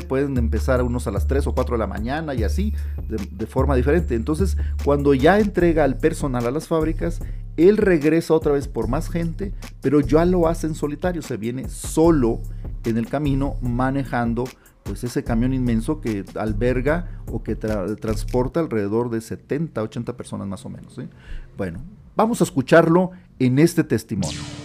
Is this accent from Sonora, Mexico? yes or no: yes; Sonora, Mexico; moved away; also born or lived in Monterrey, Nuevo León; yo soy originario del estado de Sonora, al norte de México, yo vivía ya en Monterrey, Nuevo León